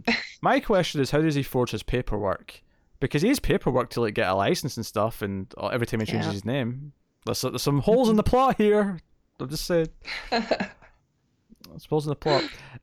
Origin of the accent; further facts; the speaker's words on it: Scotland, United Kingdom; I'm from Scotland.